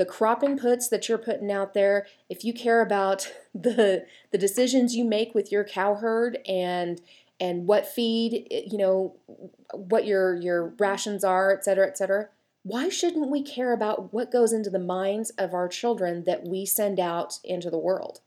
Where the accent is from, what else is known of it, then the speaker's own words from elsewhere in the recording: Chapman, Kansas, United States; moved away; I'm a product of the Chapman School District.